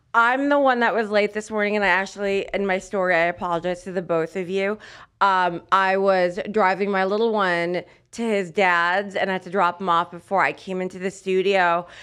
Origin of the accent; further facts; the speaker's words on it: United States; As an American that watches American basketball exclusively